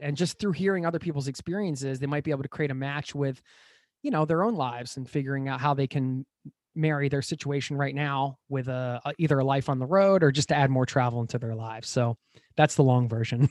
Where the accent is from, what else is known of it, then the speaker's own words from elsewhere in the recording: United States; moved away as an adult; now in Norway; I was traveling through my home country in the U S